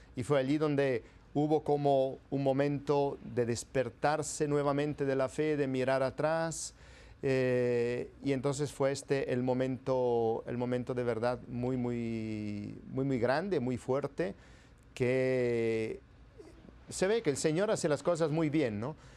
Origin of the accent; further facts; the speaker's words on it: province of Bergamo, Lombardy, Italy; Spanish is a second language; moved away as an adult; now in Peru; yo soy italiano y nací ahora ya hace 51 años en el norte de Italia, en la provincia y diócesis de Bérgamo